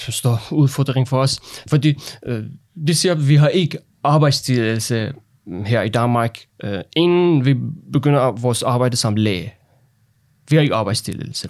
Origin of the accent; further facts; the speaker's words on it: Iran; Danish is a second language; moved away as an adult; also born or lived in Lolland, Denmark; now in Denmark; Jeg er en autoriseret læge fra Iran, og jeg har fem år erfaring med, at arbejde som læge i Iran